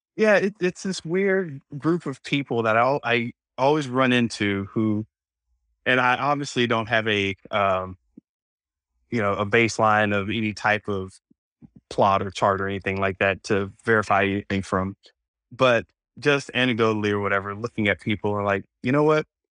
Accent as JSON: {"language": "English", "region": "Florida", "country": "United States", "tie": "born or raised there", "also_born_or_lived": "Oceanside", "moved": "yes", "said": "I grew up in Florida, so we say certain things certain ways"}